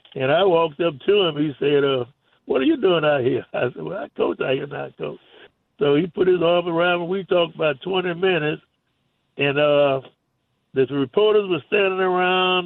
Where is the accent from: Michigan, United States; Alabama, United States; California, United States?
Alabama, United States; Tuscaloosa; I'm from Alabama also. I'm from Tuscaloosa